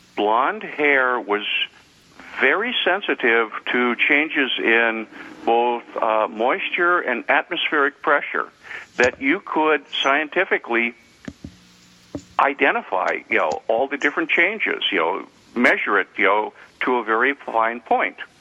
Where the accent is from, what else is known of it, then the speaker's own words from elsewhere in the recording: North Dakota, United States; my home state of North Dakota, which I'm very proud